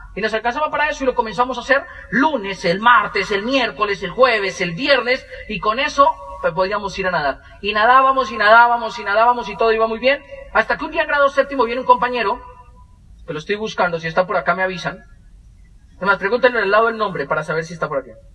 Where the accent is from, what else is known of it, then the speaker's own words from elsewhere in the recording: Moniquirá, Boyacá, Colombia; Los dos nacimos en Moniquirá